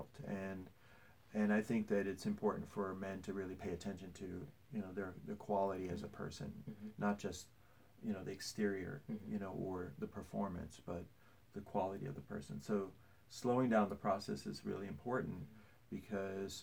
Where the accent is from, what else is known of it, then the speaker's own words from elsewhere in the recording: Midwest, United States; moved away as an adult; also born or lived in New York City; now in Atlanta, United States; when I grew up in the Midwest